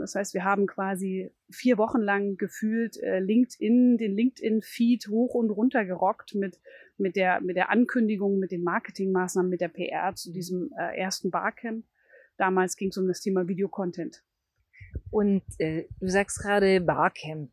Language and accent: German; Thuringia, Germany; now in Bremen, Germany; bin aber ursprünglich aus Thüringen.